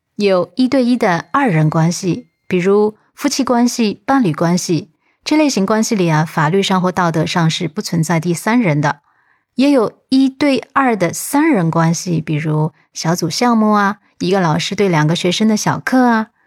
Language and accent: Chinese; China; 我们中国人